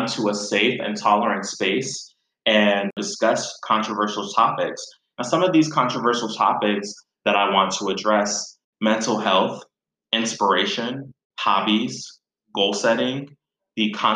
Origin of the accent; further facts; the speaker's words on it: Virginia Beach, Virginia, United States; moved away as an adult; now in Chicago, United States; I grew up in Virginia Beach just before I moved to Chicago.